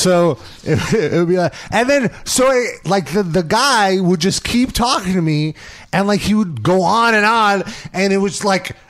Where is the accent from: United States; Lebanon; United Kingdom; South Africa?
United Kingdom; So I find, like, so I'm British.